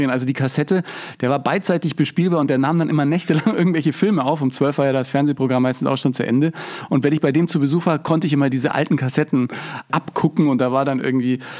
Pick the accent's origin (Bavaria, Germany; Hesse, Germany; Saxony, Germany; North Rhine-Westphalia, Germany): Bavaria, Germany; BR bei uns in Bayern, ne?